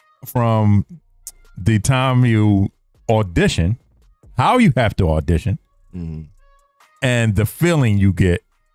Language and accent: English; Philadelphia, Pennsylvania, United States; I'm from Philly.